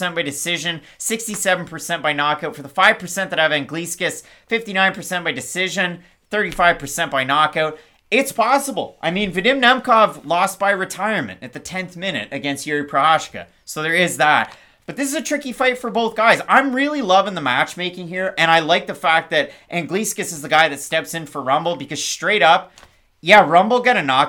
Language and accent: English; New Brunswick, Canada